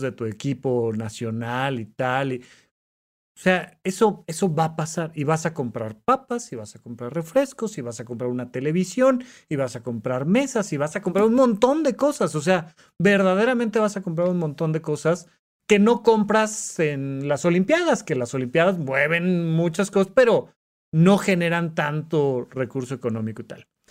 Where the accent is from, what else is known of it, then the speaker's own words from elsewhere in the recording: Mexico; como mexicanos